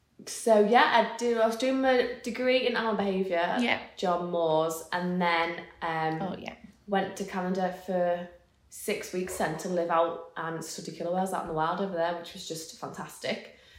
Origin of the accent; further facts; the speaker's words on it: the Wirral, North West England, United Kingdom; moved away as an adult; also born or lived in Liverpool; now in Cumbria, United Kingdom; I was born and raised on the Wirral, as just very much like a towny upbringing